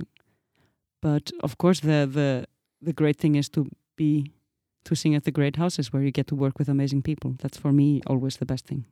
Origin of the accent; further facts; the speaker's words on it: Iceland; moved away; as an Icelandic woman